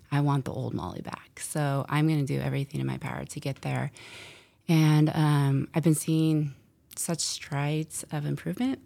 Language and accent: English; San Francisco, California, United States; I am from San Francisco